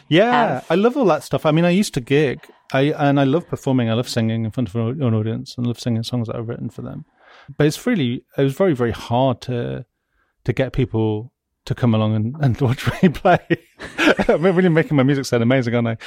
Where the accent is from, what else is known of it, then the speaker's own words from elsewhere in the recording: West Midlands, United Kingdom; I'm from the West Midlands